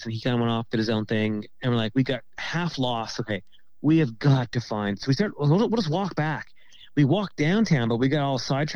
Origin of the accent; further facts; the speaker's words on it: Nova Scotia, Canada; we're from, you know, from Nova Scotia